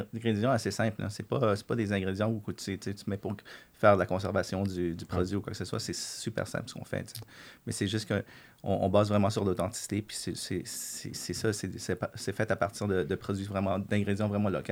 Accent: Quebec, Canada; on est québécois, puis on, veut, on, est fier d'être québécois

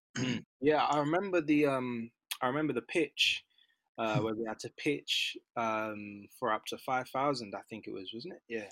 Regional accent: London, United Kingdom; I'm a Londoner, so North London, Mill Hill, Edgware, um, in and around there since kind of I was born

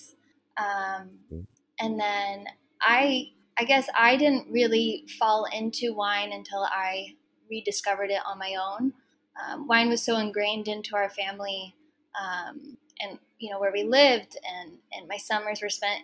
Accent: Placerville, California, United States; also born or lived in Huntington Beach, California; I grew up in Southern California as a kid, but my family moved us up to Northern California, to the Sierra foothills, when I was 8 years old

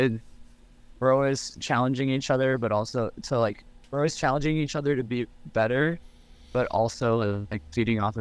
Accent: Ohio, United States; also born or lived in Michigan / Colorado; I was born in Michigan, but moved to Ohio whenever I was like six, so pretty early on. But very Midwest through and through

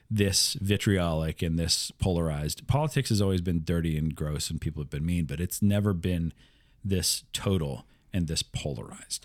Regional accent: Iowa, United States; growing up in Midwest Iowa

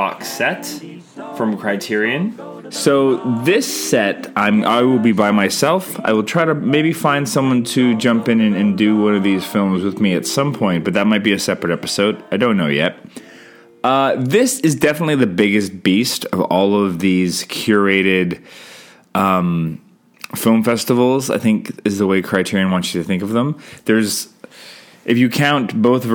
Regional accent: Canada; I'm Canadian filmmaker

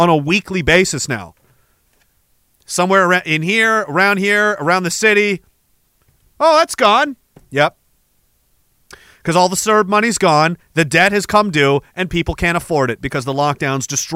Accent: Canada; the thing I'm most proud of as a Canadian

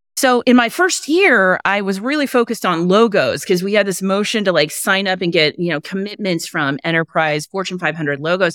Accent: Kansas City, United States; I grew up in Kansas City area

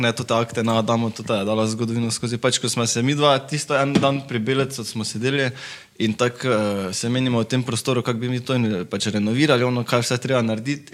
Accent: Carinthia, Slovenia; now in Maribor, Slovenia; rodil sem se v Slovenki, tako da sem bil iz Koroške. Pred desetimi leti sem se preselil v Maribor z mamo.

